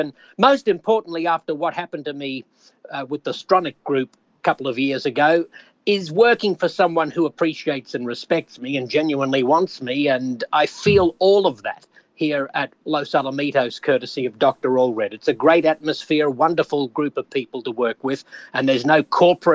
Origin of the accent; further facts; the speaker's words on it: Australia; accent: Aussie; moved away as an adult; now in United States; I still feel Australian, even though I've now lived more than half of my life in the United States